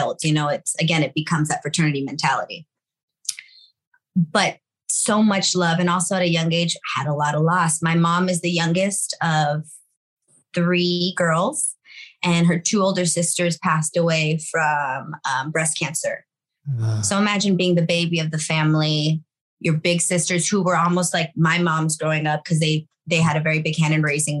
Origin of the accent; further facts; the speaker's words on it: Los Angeles, California, United States; sixth generation here, born and raised in East